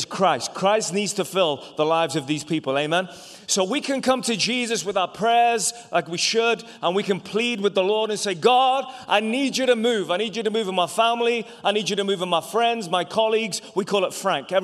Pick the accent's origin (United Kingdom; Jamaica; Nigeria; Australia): United Kingdom; England; also born or lived in Ireland; now in United States; I was born in England, but my family are all from Ireland